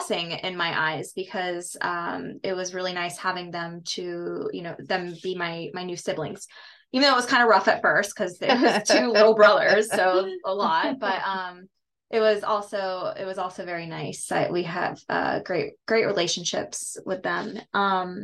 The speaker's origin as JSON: {"language": "English", "town": "Plant City", "region": "Florida", "country": "United States", "tie": "born or raised there", "said": "I was born in Plant City, Florida"}